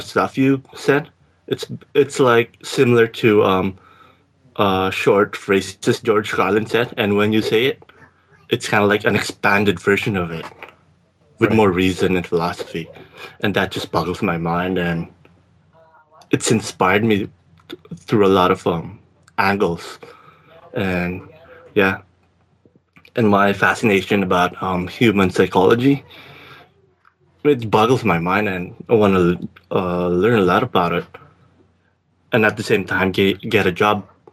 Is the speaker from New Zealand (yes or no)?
no; Philippines; accent: Filipino; English is a second language; moved away as an adult; now in Victoria, Canada; I did have a degree back in the Philippines in business.